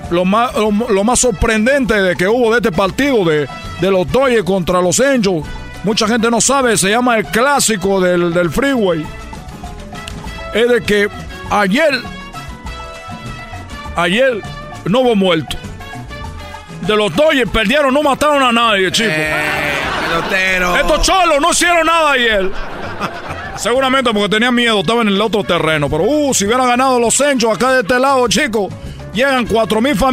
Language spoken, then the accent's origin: Spanish; Cuba; yo soy cubano y yo quiero embarazar a la mujer mexicana